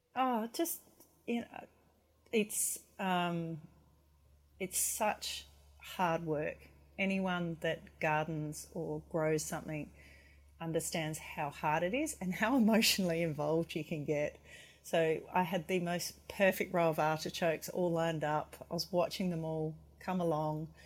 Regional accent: McLaren Vale, South Australia, Australia; moved away as an adult; also born or lived in Hobart / Melbourne; I'm originally from the McLaren Vale region in South Australia

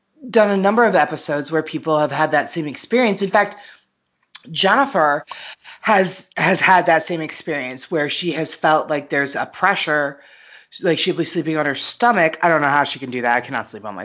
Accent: United States; I'm American

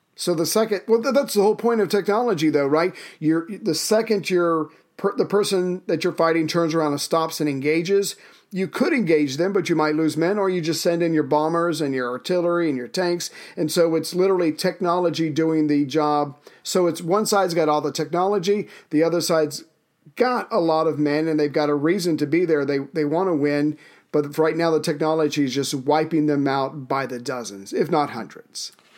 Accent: South Carolina, United States; My home state of South Carol, uh, South Carolina

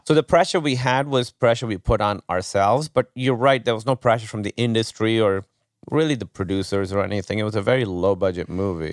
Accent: Pakistan; moved away as an adult; now in United States; growing up in Pakistan

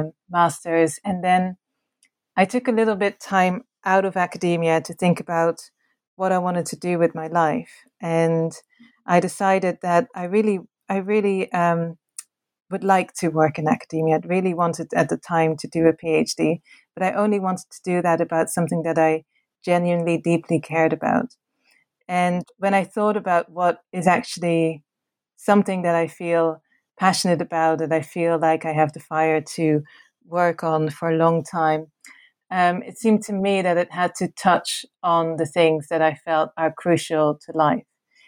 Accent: Netherlands; English is a second language; I am originally from the Netherlands.

